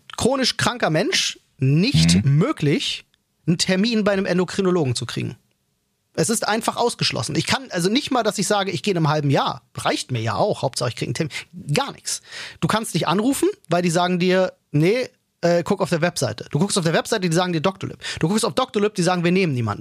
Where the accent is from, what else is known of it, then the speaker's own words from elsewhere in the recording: Germany; bei uns in Deutschland